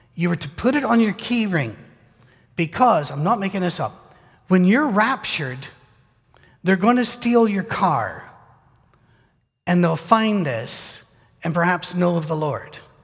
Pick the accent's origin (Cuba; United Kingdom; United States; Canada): United Kingdom; moved away; I'm British.